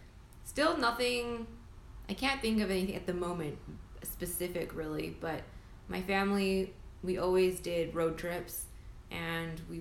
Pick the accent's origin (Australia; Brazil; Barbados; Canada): Canada; now in Vancouver, Canada; We're Canadian. We're in Vancouver, British Columbia